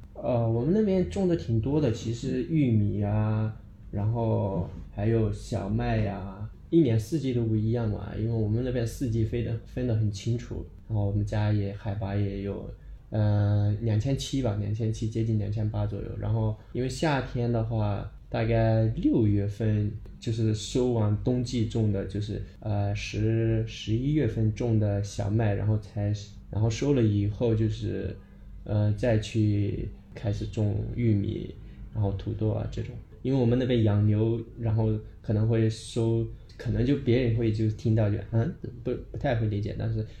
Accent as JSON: {"language": "Chinese", "town": "Daocheng", "region": "Sichuan", "country": "China", "tie": "born or raised there", "said": "来自，呃，四川省道城县，然后我们老家其实，呃，大部分都是在，就是，在山区嘛"}